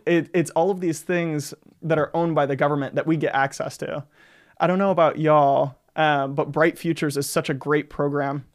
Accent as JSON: {"language": "English", "town": "Gulf Breeze", "region": "Florida", "country": "United States", "tie": "born or raised there", "said": "I grew up in Gulf Breeze, Florida"}